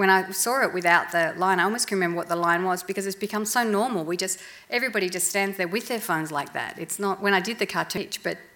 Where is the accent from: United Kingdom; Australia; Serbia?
Australia; Melbourne, Victoria; I grew up in Melbourne